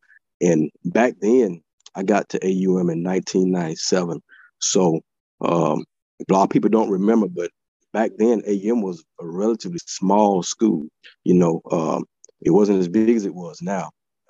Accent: Eufaula, Alabama, United States; Yeah, actually, I loved it. You know, anybody ever been down there, you know it's more of a small town feeling. I'm a small town guy.

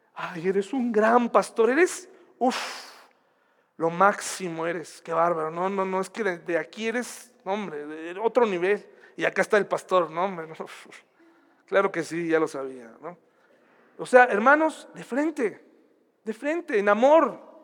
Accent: Mexico; así somos los mexicanos

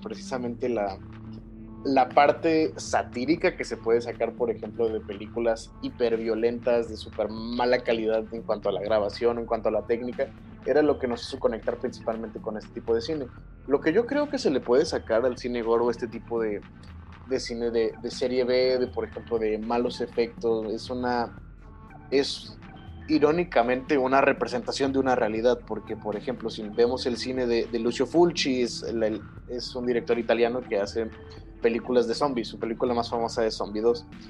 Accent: Mexico; first language Spanish; estamos nosotros como como mexicanos tan mermados en nuestro propio país

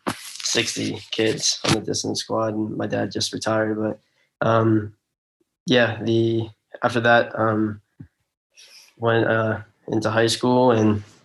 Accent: Marlton, New Jersey, United States; moved away as an adult; I'm from Marlton, New Jersey

